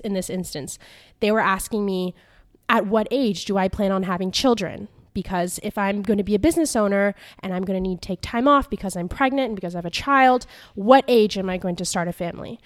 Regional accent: California, United States; moved away as an adult; also born or lived in New York; now in Paris, France; I grew up in California

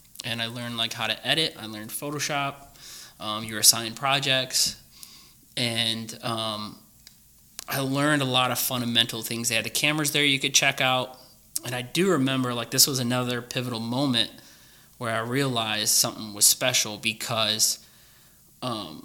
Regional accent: Oregon, Ohio, United States; moved away as an adult; also born or lived in California; I grew up in Oregon, all the way from first grade all the way to high school. So Clay High School is where I went

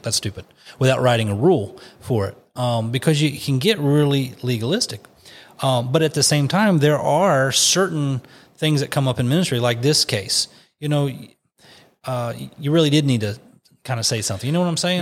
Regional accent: West Virginia, United States; I put in West Virginia because that's, that's my home state. And I put in our county

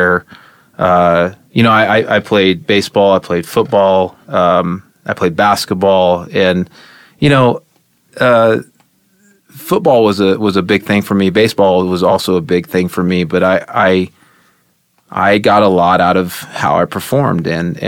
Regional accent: Edmond, Oklahoma, United States; moved away as an adult; now in Colorado, United States; grew up in Oklahoma

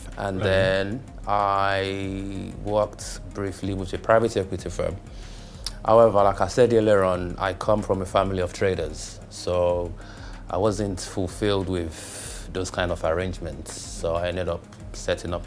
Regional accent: London, United Kingdom; moved away as an adult; also born or lived in Lagos, Nigeria / Ilesha, Osun State, Nigeria; now in Dubai, United Arab Emirates; I more or less went to high school in London, university in London. I grew up in London. My formative years was in London.

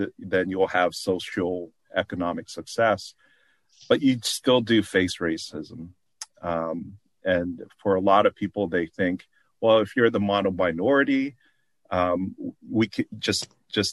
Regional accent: South Korea; now in United States; I'm from South Korea.

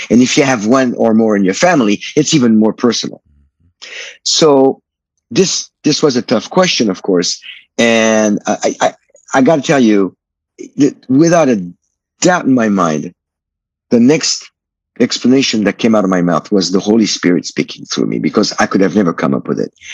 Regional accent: France; I was born in France in '59.

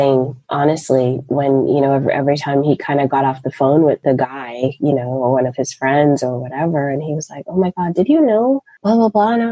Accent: Toronto, Ontario, Canada; moved away as an adult; also born or lived in Raleigh, North Carolina; I'm originally from Toronto, Canada. I was born and raised there

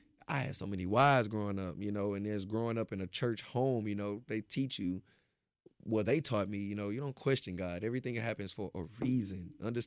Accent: Beaumont, Texas, United States; I'm from Texas, but not only Texas, I'm from Beaumont, Texas.

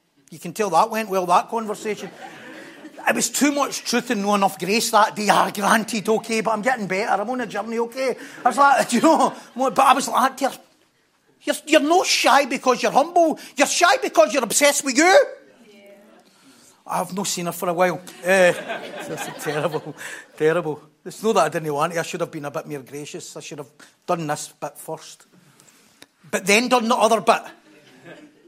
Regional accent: North Lanarkshire, Scotland, United Kingdom; we're from North Lanarkshire

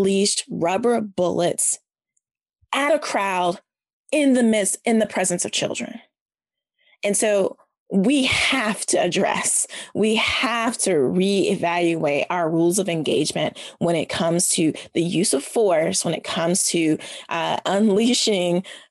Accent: the South, United States; I'm a Southerner.

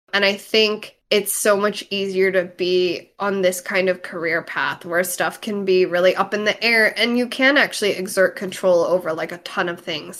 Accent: United States; also born or lived in East Coast; now in Los Angeles, United States; I grew up in America listening to … and watching anime

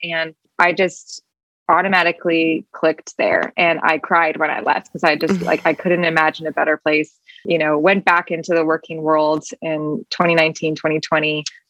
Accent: Peoria, Illinois, United States; also born or lived in Paris, France / Belgium / Detroit; I was born in Paris, lived in Belgium. So in Europe for a total of 8 years before we moved to Detroit, because my dad started working for Caterpillar and then led me to Peoria.

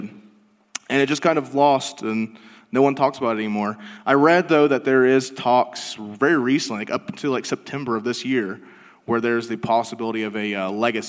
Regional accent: Ohio, United States; we're from Ohio. It was shot in Akron, Ohio, like not too far from where we live.

